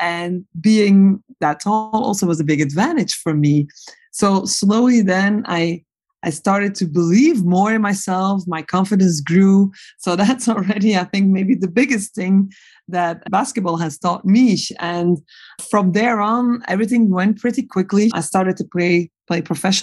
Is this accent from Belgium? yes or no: yes; Belgium; moved away; I am a Belgian. And when I was growing up in Belgium